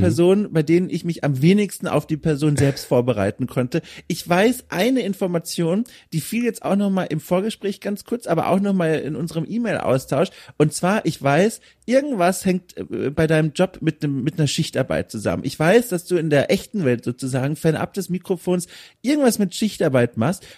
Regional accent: Southern Germany, Germany; moved away; ich komme aus Süddeutschland ursprünglich

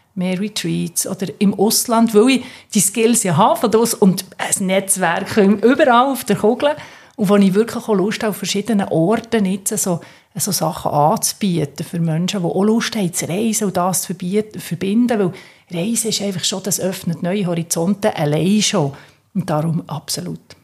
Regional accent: Switzerland; als Schweizer Mädchen

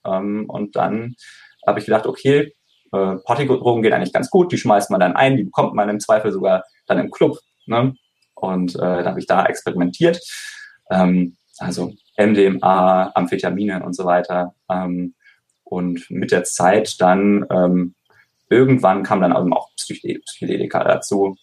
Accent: Konstanz, Baden-Württemberg, Germany; ich komme ursprünglich aus Konstanz am Bodensee

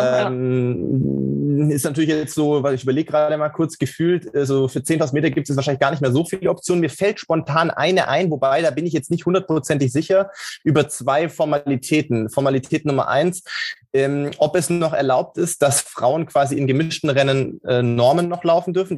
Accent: Sindelfingen, Baden-Württemberg, Germany; moved away; ich bin in, äh, im, im Schwäbischen groß geworden

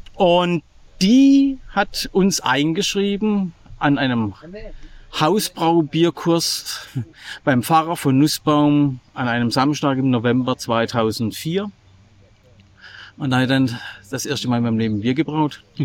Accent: Pforzheim, Baden-Württemberg, Germany; moved away as an adult; now in Santo Amaro da Imperatriz, Brazil; ich komme ursprünglich aus Pforzheim

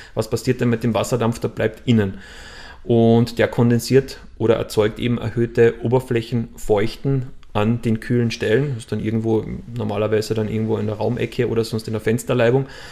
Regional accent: Austria; Bei uns in Österreich

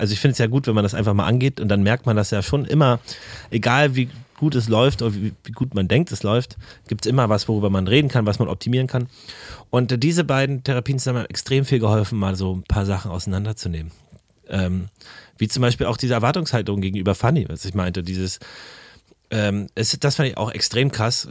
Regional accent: Berlin, Germany; ich bin ja in, in Berlin-Karlshaus aufgewachsen mit, mit den Ostwerten

